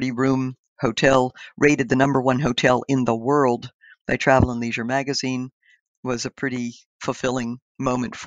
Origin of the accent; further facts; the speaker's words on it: Indiana County, Pennsylvania, United States; We grew up on a little subsistence farm in the hills of Pennsylvania, Indiana County, Pennsylvania